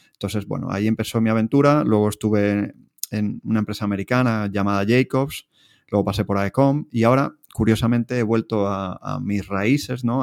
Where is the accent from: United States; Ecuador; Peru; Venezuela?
Venezuela; moved away as an adult; now in Spain; yo, yo nací y, me crié en Venezuela, estudié la carrera allí, hasta eh, que vine con 22 años aquí a España.